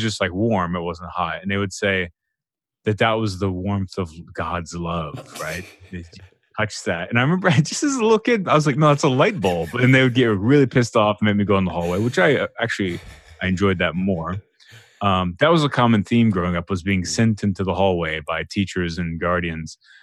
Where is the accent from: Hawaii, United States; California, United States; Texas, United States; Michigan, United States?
Texas, United States; growing up in Texas